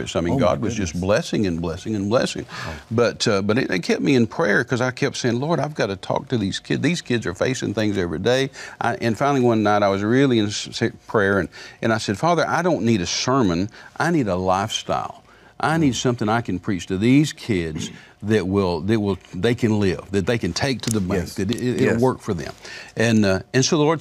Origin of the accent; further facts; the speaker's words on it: Midland, Texas, United States; I'm from Midland originally.